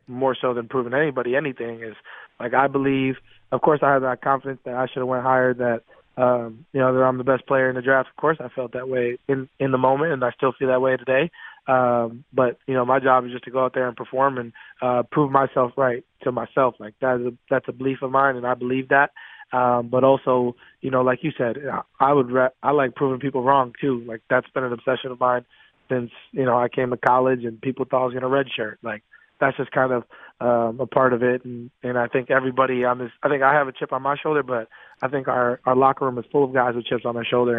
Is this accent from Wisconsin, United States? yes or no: yes; Wisconsin, United States; I'm from Wisconsin, so of course I'm a Packer fan